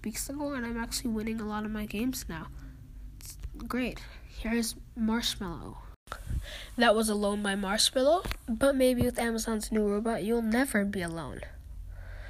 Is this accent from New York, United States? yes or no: no; Minnesota, United States; I'm from Minnesota